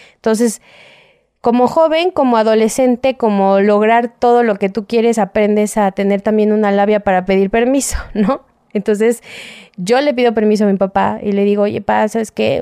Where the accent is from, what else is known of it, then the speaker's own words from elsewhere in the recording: Mexico City, Mexico; soy de aquí de la Ciudad de México